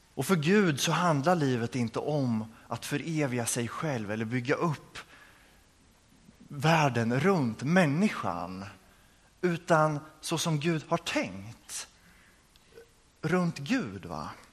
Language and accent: Swedish; Örebro, Örebro County, Sweden; jag kommer ifrån Örebro